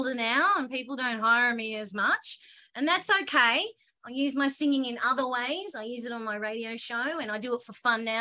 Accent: Australia; I'm the Aussie on there

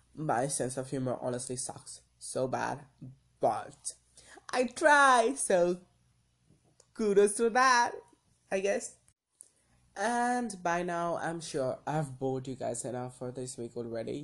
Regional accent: India; me being an Indian citizen

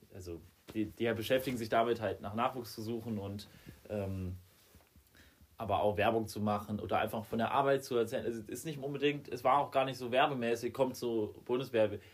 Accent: Germany; bei uns in Deutschland

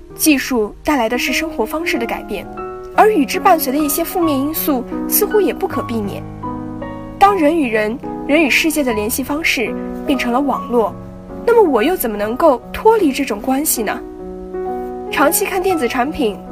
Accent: Yinchuan, Ningxia, China; moved away as an adult; now in Nanjing, China; 来自宁夏银川。我在南京大学，距离我的家乡一千六百公里

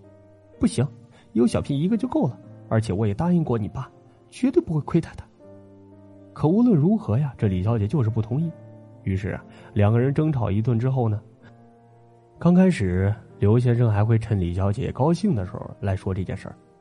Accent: northern China, China; 那会儿啊，我们老家北方啊还是土堆的那种坟头

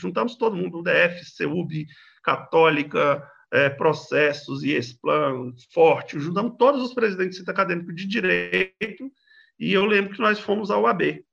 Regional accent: Federal District, Brazil; nascido e criado no Distrito Federal, mas de periferia do Distrito Federal

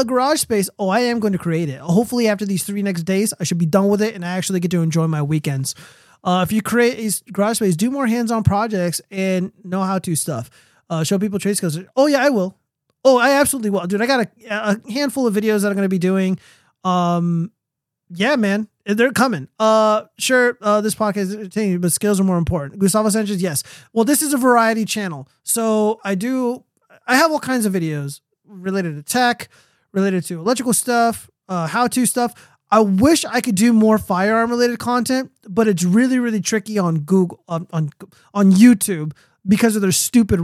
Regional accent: United States; an American citizen

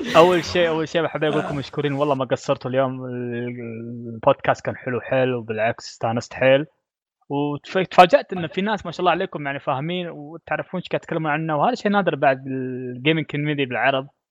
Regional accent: Kuwait; كويتي انا

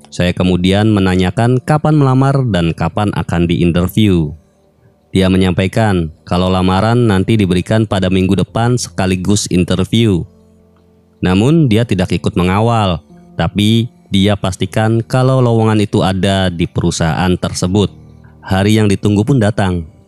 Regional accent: Cirebon, West Java, Indonesia; Saya berasal dari Cirebon.

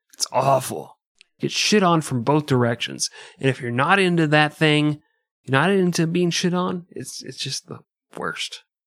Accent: United States; I'm American

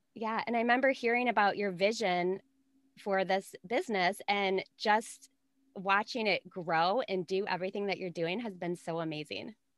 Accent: Minnesota, United States; I'm from Minnesota.

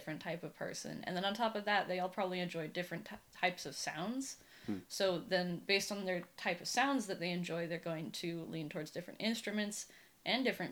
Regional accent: Humboldt County, California, United States; moved away as an adult; now in San Francisco, United States; So mostly I grew up in Humboldt County. I consider that where I'm from, because I was born there

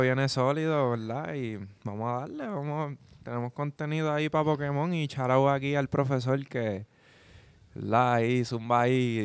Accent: Puerto Rico; Hay muchos boricuas que vamos

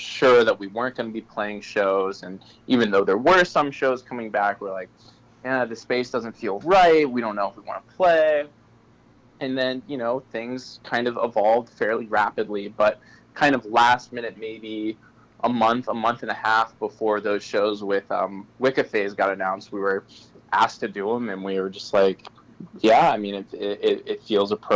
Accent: Darien, Connecticut, United States; I'm calling from Darien, which is okay. My hometown

